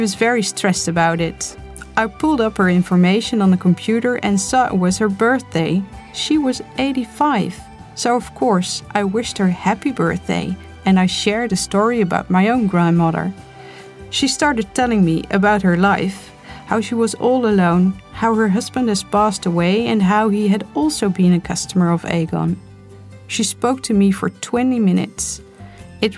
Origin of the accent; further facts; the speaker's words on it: Netherlands; also born or lived in The Hague; I'm of Turkish origin, but I was born and raised in Holland